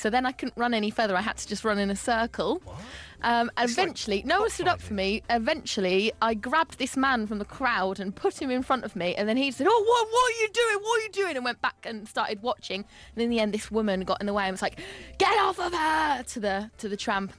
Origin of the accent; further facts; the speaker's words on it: Northampton, East Midlands, United Kingdom; In my hometown of Northampton